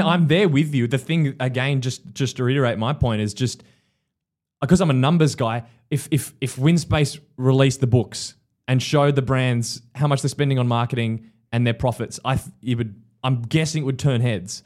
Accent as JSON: {"language": "English", "country": "Australia", "said": "as an Aussie"}